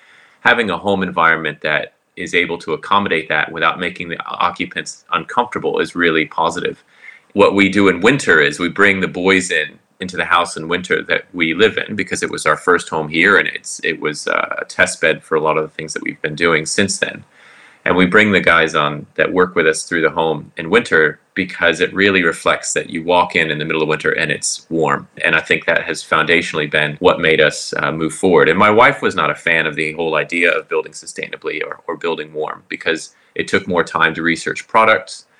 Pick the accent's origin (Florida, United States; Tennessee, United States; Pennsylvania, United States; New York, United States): Florida, United States; also born or lived in Southern California / Auckland; now in Queenstown, New Zealand; I grew up in Florida, went to Southern California